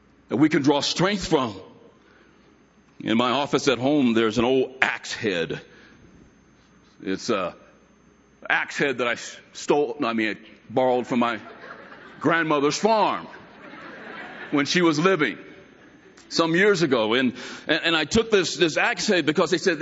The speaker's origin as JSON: {"language": "English", "country": "United States", "said": "as an American"}